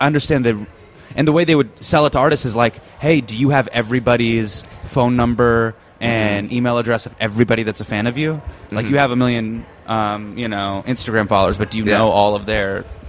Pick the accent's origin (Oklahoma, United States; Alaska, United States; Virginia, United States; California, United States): California, United States; Davis; moved away; also born or lived in Bay Area; But I grew up in Davis